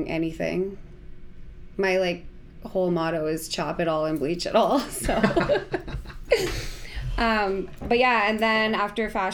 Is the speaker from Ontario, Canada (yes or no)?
no; White Rock, British Columbia, Canada; I grew up in White Rock